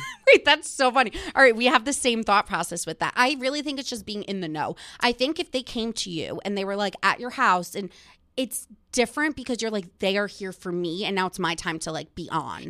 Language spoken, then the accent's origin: English; Montville, New Jersey, United States; I am from Montville, New Jersey